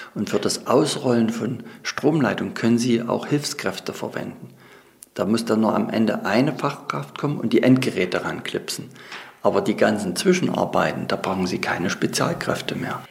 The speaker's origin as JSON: {"language": "German", "region": "Saxony", "country": "Germany", "tie": "born or raised there", "said": "Ich bin ja selber in einer Fürsterei aufgewachsen hier in Sachsen"}